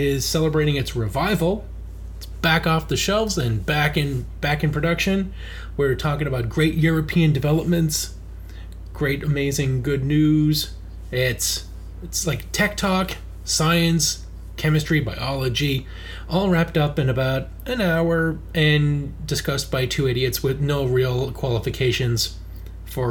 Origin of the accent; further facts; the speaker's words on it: Ottawa, Ontario, Canada; I grew up in Little Italy in that part of Ottawa.